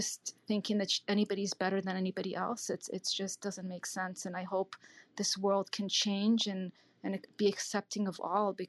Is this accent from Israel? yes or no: yes; Israel; now in United States; I was born in Israel, so I didn't grow up in this country my whole life